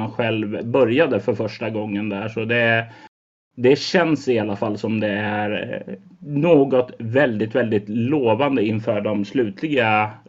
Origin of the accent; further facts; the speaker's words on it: Sweden; även om de inte har någon relation till Drakar och Demoner som vi svenskar har?